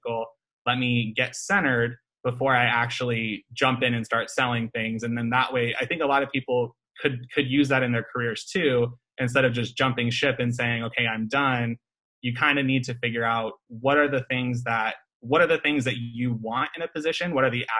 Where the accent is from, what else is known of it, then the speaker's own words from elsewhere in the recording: Omaha, Nebraska, United States; moved away; I'm from Omaha, Nebraska originally, so I see Buffett's name all over the buildings. Like, when I was growing up, I would see his name everywhere.